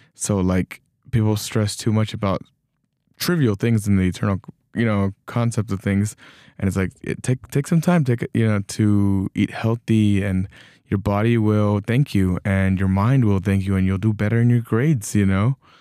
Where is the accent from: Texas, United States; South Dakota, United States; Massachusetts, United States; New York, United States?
Texas, United States; moved away; I, I was born in Texas.